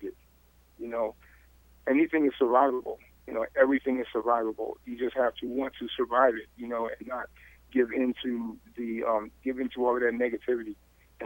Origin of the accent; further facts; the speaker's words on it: Riverside, California, United States; I grew up in Riverside